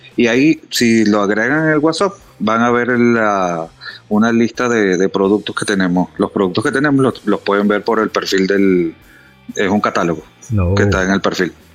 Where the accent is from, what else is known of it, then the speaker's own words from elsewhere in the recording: Venezuela; moved away as an adult; now in Dominican Republic; ya tengo desde el año 2010 que me mudé a República Dominicana. Ya yo nací en Venezuela, pero pues ya me hice dominicano